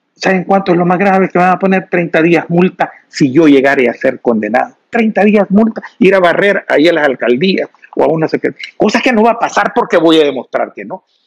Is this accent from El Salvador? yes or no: yes; El Salvador; nosotros como salvadoreños